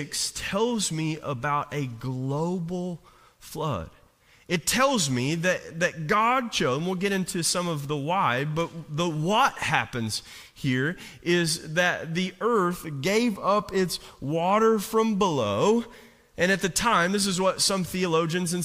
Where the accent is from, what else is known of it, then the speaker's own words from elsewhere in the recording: Jenkins, Kentucky, United States; when I was a kid, I grew up on the Virginia state line and in coal mining country